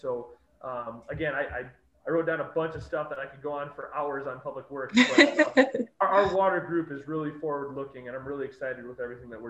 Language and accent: English; Rockford, Illinois, United States; I'm born and raised in Rockford. Literally, have never left. I went to Rockford Public Schools, Rock Valley College, Rockford College, and I worked for the City of Rockford.